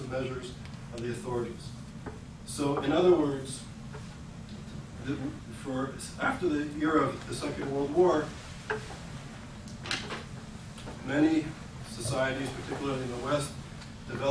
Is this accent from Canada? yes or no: yes; Quebec, Canada; Healthcare in Quebec, especially where I grew up